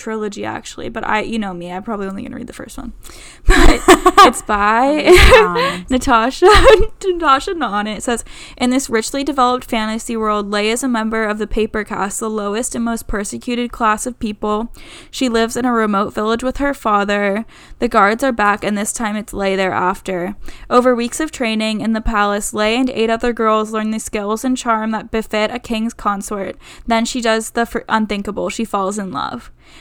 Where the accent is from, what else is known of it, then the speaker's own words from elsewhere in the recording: Pittsburgh, Pennsylvania, United States; Pittsburgh, which is, like, my hometown